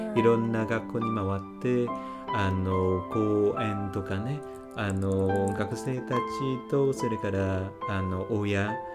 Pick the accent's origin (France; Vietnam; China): Vietnam; Northern Vietnam; Japanese is a second language; moved away as an adult; also born or lived in Ho Chi Minh City, Vietnam; now in Japan; 北出身なんですけれども